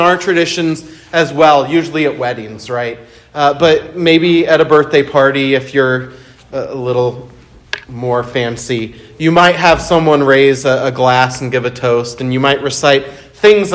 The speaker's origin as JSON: {"language": "English", "country": "United States", "said": "I'm an American"}